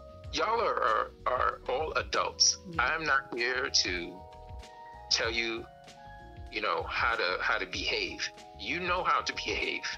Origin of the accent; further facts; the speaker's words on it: New York City, New York, United States; I grew up in Brownsville, Brooklyn in the crack 80s.